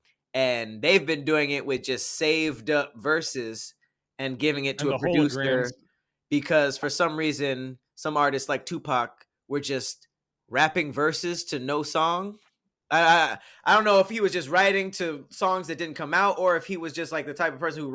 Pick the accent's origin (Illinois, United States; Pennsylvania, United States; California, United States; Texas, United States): California, United States; Los Angeles; I'm from Los Angeles